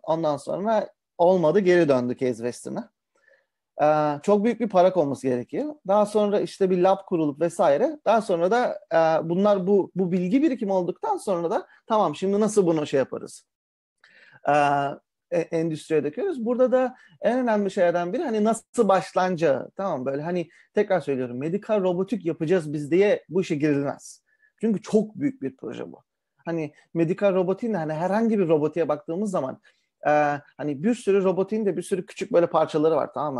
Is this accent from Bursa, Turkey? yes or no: yes; Karacabey, Bursa, Turkey; moved away; also born or lived in Ankara; ben um, Bursalıyım öncelikle. Uh, Bursa Karacabeyli'yim.